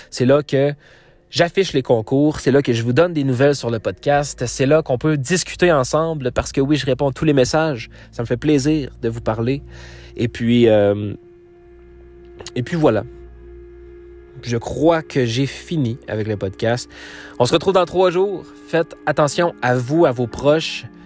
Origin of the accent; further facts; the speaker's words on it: Quebec, Canada; je viens du Québec, je viens du Canada